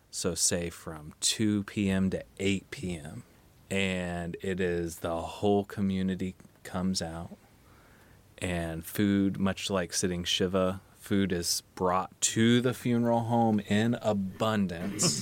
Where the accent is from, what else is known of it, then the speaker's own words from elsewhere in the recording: Midwest, United States; now in New England, United States; Visitation is what I grew up with in the Midwest.